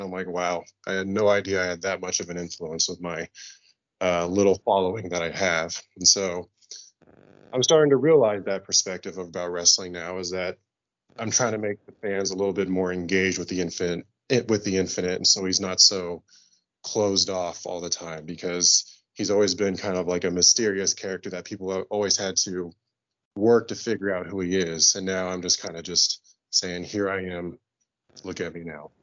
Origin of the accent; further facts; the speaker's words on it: Kansas City, United States; it's my hometown